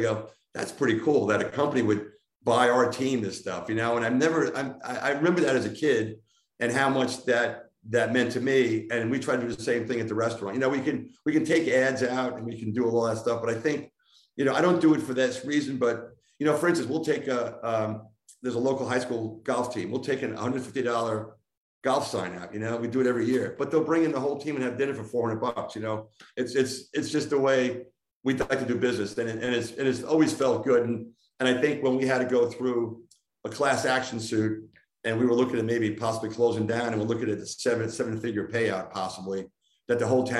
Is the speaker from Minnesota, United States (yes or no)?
no; Long Island, New York, United States; moved away as an adult; now in Salem, Virginia, United States; I didn't do too much moving. If you told me when I was a freshman from Long Island, you'd be the rest of your life, pal.